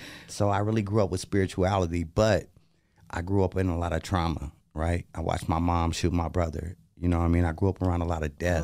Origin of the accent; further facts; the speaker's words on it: Portland, United States; I'm from Portland